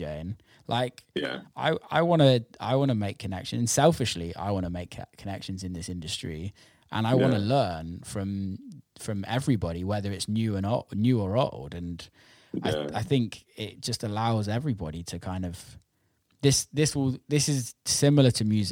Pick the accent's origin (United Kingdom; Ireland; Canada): United Kingdom; Bristol, South West England; also born or lived in Amsterdam, Netherlands; I'm from Bristol in the UK